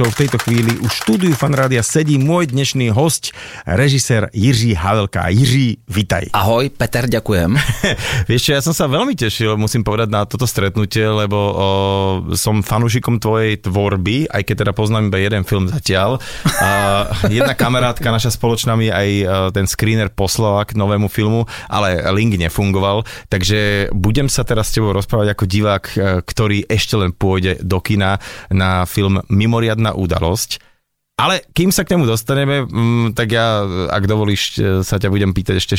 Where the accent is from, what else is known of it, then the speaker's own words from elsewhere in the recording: Jihlava, Vysočina Region, Czechia; Jsem Jihlava, to je pravda, jsem z Jihlavy, narozen v Jihlavě.